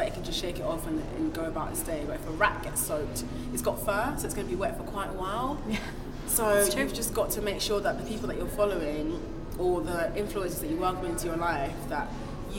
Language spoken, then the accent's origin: English; Nigeria; first language Igbo; English is a second language; I'm Nigerian, which is West Africa, and my Nigerian mother raised me in the Igbo language.